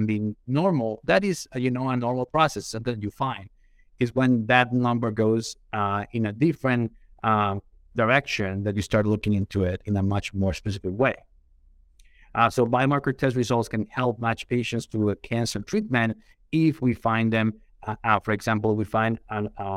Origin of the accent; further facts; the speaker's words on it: Colombia; moved away as an adult; now in United States; born and raised in Colombia, came to the United States